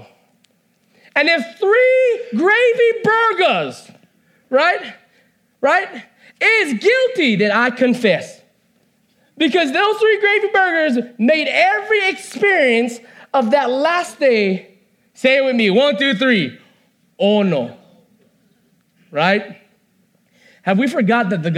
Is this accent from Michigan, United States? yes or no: no; Hilo, Hawaii, United States; I grew up in Hilo